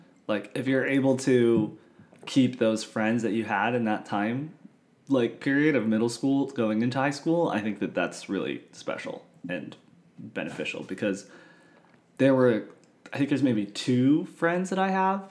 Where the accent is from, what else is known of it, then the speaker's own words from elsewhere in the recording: Santa Ynez Valley, Santa Barbara, California, United States; moved away as an adult; also born or lived in Costa Mesa, California; now in Orange, United States; I moved from Santa Barbara, San Ynez Valley. Down here to like Orange County, Costa Mesa